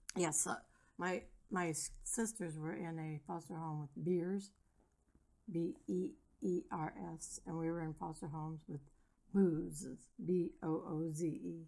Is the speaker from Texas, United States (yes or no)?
no; Three Rivers, Michigan, United States; I was born in Three Rivers, Michigan in 1956